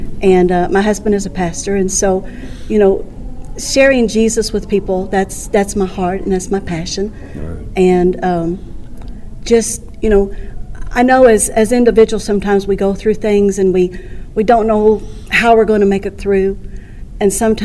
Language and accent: English; Centerville, Missouri, United States; I'm from Centerville, Missouri